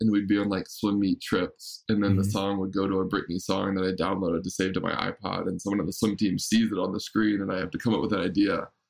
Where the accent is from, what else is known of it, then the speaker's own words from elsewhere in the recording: Raleigh, North Carolina, United States; moved away as an adult; also born or lived in Bay Area; I grew up in Raleigh, North Carolina